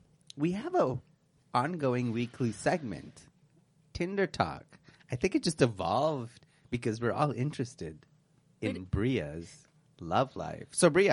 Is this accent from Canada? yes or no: yes; Canada; Like, I'm from Canada, that's where I'm from.